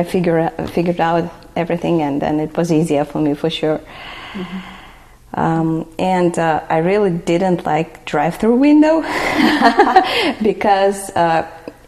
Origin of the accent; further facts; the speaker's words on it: Nalchik, Kabardino-Balkaria, Russia; English is a second language; moved away as an adult; also born or lived in Texas, United States; now in United States; I'm from the republic is called Kabardino-Balkaria.